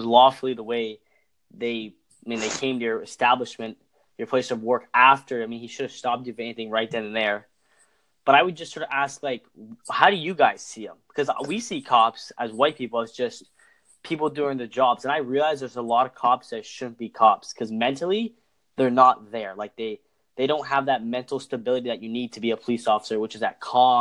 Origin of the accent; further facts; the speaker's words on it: Canada; I'm from Canada.